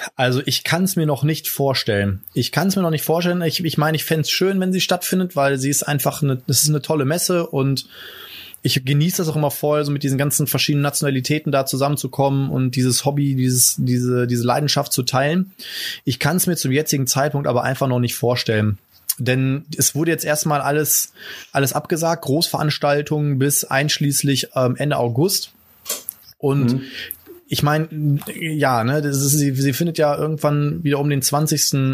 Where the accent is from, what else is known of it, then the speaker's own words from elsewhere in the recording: Germany; bei uns in Deutschland